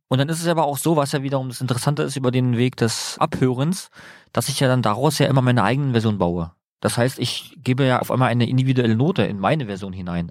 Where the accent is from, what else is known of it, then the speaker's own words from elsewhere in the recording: Berlin, Germany; weil ich komme ja aus dem Bezirk Marzahn-Hellersdorf